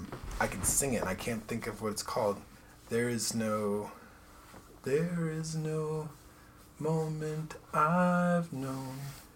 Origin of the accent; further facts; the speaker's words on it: Santa Maria, California, United States; moved away as an adult; also born or lived in Tacoma, Washington / Tennessee / New York / Chicago; I grew up in California. Okay. And what part? A little town called Santa Maria. It's like on the Central Coast.